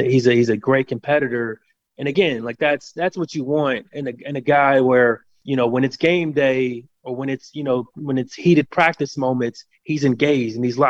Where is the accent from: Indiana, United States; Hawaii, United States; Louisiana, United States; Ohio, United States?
Ohio, United States; Cincinnati; I'm speaking as a Midwestern guy, I'm born and raised in Cincinnati, Ohio